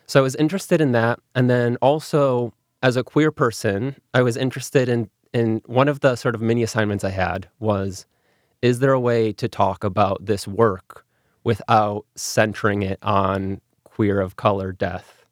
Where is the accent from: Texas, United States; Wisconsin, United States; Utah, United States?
Wisconsin, United States; Milwaukee; first language English; I grew up in Milwaukee in an English language household